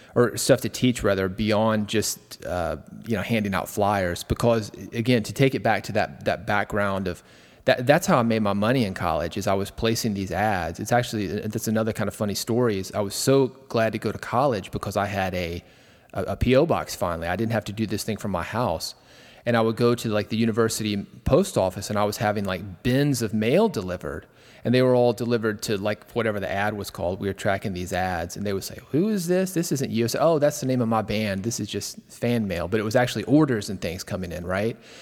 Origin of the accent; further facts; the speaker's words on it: Nashville, Tennessee, United States; I was born in Nashville